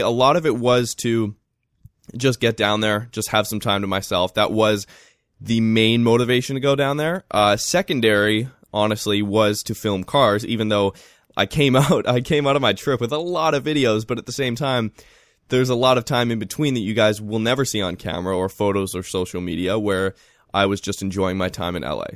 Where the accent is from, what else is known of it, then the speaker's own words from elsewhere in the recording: Vancouver, British Columbia, Canada; growing up in Vancouver